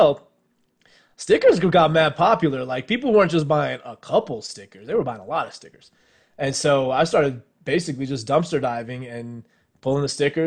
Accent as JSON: {"language": "English", "town": "Los Angeles", "region": "California", "country": "United States", "tie": "born or raised there", "said": "I grew up in L.A. I'm the son of two Indian immigrants"}